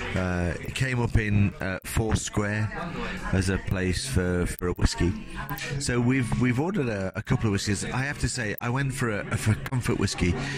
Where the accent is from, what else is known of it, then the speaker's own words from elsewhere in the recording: England, United Kingdom; I'm an English guy